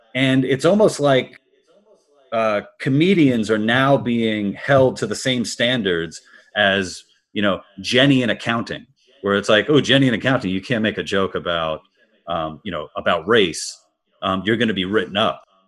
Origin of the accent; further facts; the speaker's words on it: New York City, New York, United States; I'm from Queens, New York originally